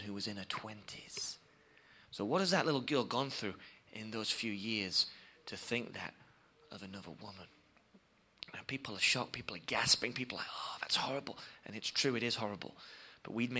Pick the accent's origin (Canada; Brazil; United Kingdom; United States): United Kingdom; England; we come from England, as you can probably tell by my accent